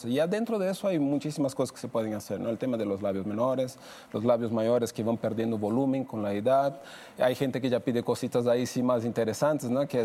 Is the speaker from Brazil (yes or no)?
yes; Brazil; now in Mexico; Yo soy de Brasil